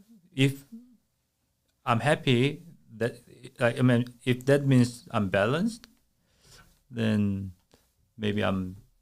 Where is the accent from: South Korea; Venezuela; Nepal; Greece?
South Korea; moved away; I'm from Korea.